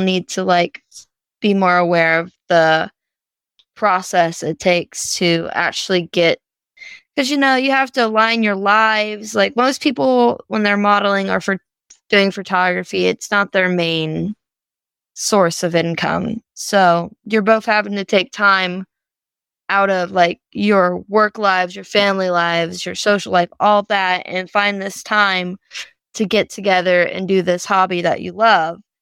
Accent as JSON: {"language": "English", "region": "Louisiana", "country": "United States", "said": "I'm from Louisiana"}